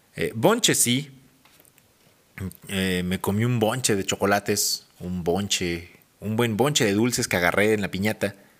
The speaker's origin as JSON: {"language": "Spanish", "region": "Mexico City", "country": "Mexico", "tie": "born or raised there", "moved": "as an adult", "lives_now": "Hidalgo, Mexico", "said": "haber nacido en Ciudad de México y haberme criado y desarrollado. Básicamente me formé en Ciudad de México y ya después vine a Hidalgo."}